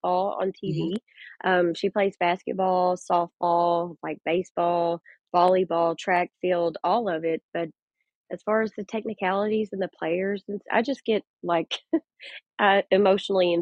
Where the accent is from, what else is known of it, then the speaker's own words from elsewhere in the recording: Texarkana, Texas, United States; I am not far from Dallas. I'm from Texarkana, Texas.